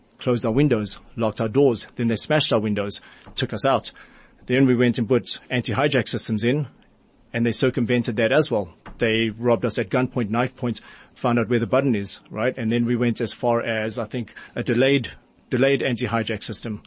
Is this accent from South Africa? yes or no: yes; Johannesburg, Gauteng, South Africa; moved away; we were born and raised in Mayfair